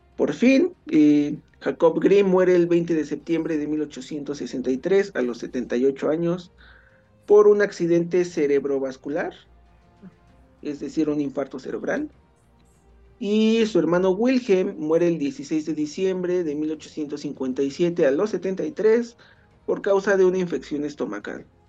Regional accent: Mexico; por lo menos los mexicanos

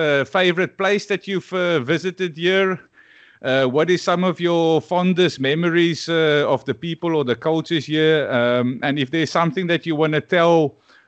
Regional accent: South Africa; I'm from Africa

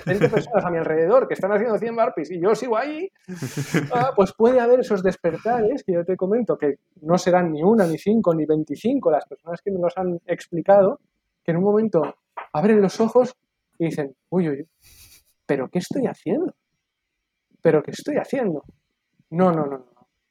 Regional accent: Barcelona, Catalonia, Spain; aquí en Cataluña, en Barcelona, y me considero barcelonés y me considero catalán y me considero español

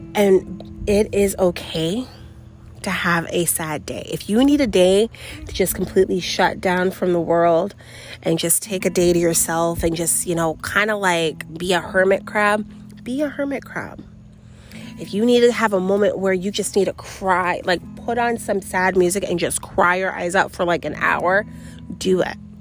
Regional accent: New York City, New York, United States; moved away; also born or lived in Florida; I grew up in New York City, and then me and my mom moved down to Florida together

